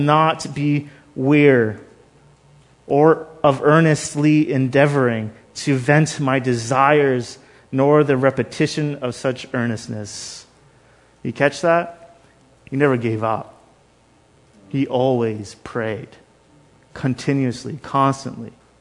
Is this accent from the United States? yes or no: no; Canada; we're Canadian